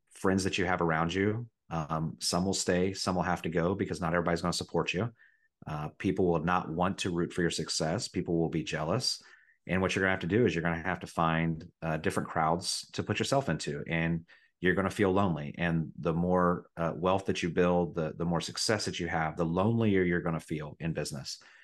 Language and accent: English; Riverside, Ohio, United States; also born or lived in Dayton, Ohio; I was born in Dayton, but I grew up in Riverside, Ohio